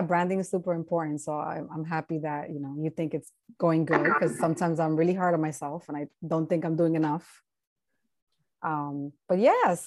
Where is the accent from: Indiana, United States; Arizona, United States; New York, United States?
New York, United States; New York City; moved away as an adult; also born or lived in Washington Heights, New York; now in New Jersey, United States; I'm originally from the Bronx